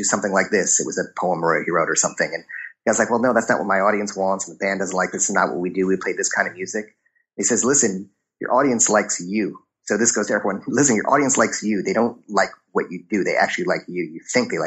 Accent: Chicago, Illinois, United States; I grew up in Chicago

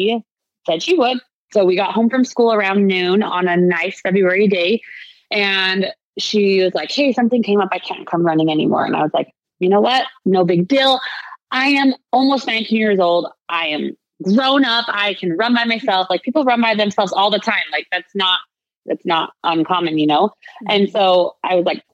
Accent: Utah, United States; I'm from Utah

